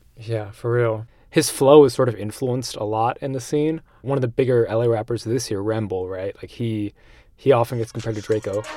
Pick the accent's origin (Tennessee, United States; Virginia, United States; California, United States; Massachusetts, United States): Massachusetts, United States; Shrewsbury; I'm born and raised in Massachusetts, this tiny little town in central Mass called Shrewsbury.